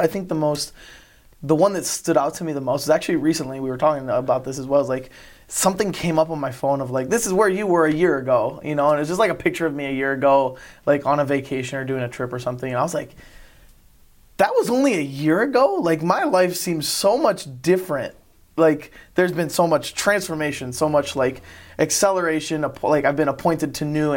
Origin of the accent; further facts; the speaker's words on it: Lansing, Michigan, United States; now in Brighton, United States; I pretty much grew up in Lansing.